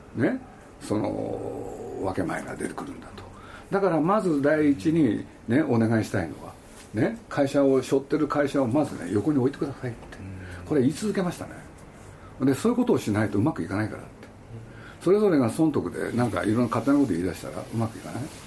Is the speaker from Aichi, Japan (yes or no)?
yes; Nagoya, Aichi, Japan; moved away; 僕のふるさとでもあるんですけれど